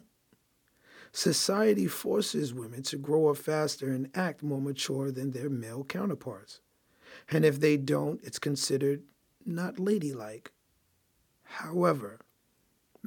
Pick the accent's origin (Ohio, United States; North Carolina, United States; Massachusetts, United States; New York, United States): New York, United States; New York City; I grew up in Brooklyn, New York